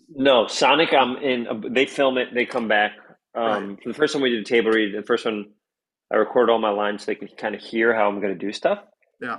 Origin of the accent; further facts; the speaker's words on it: New York City, New York, United States; also born or lived in Riverdale; I grew up in the North Bronx.